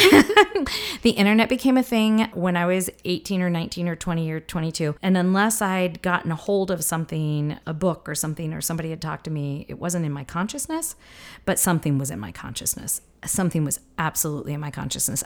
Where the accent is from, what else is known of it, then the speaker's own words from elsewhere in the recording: the Ozarks, Missouri, United States; I grew up in the South, in Missouri, in the Ozarks